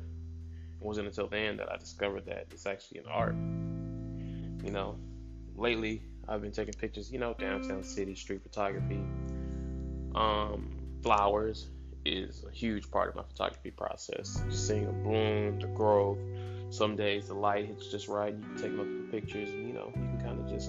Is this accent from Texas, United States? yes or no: yes; right outside of Dallas, Texas, United States; also born or lived in Georgia; Me being born in Georgia, but you know, I was raised in Texas, right outside of Dallas